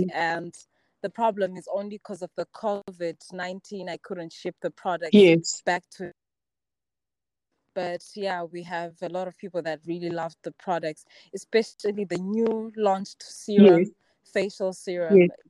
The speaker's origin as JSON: {"language": "English", "region": "Bulawayo", "country": "Zimbabwe", "tie": "born or raised there", "also_born_or_lived": "South Africa", "moved": "as an adult", "said": "I was born and raised in Blawayo, Zimbabwe."}